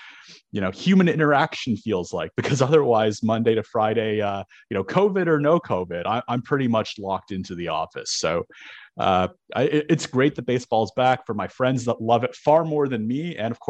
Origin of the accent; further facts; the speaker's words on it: Toronto, Ontario, Canada; moved away; I'm originally from Toronto